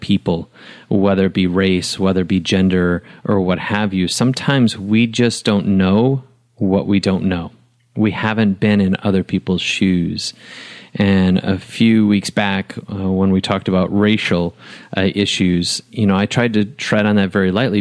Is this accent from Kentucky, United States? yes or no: no; Wisconsin, United States; now in Nashville, United States; I was raised in Wisconsin, an hour and a half from Lambeau Field